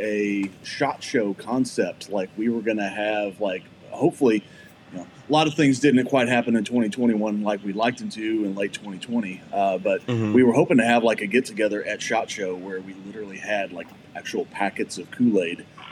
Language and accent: English; Fayette, Missouri, United States; I lived in Fayette, Missouri